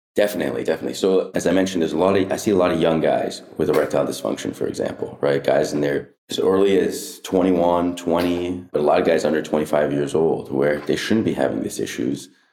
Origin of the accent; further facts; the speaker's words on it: Anaheim, California, United States; I grew up in Anna, Anaheim Hills